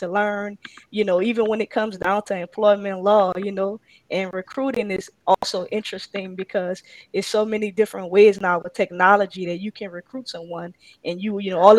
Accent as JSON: {"language": "English", "town": "New Orleans", "region": "Louisiana", "country": "United States", "tie": "born or raised there"}